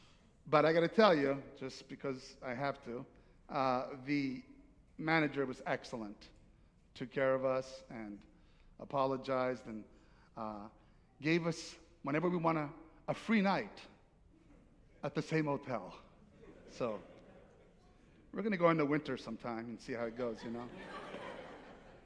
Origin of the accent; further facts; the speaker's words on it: Naples, Campania, Italy; moved away; I'm from Naples, Italy, and it's hot there